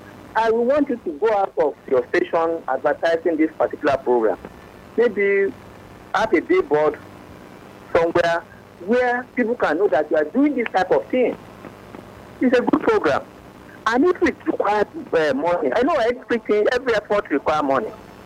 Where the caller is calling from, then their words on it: Ikorodu, Lagos, Nigeria; I'm calling from Ikorodu.